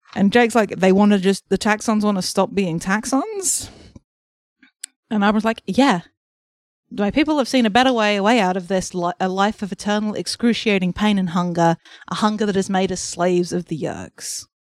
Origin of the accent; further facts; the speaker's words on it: England, United Kingdom; I'm an English person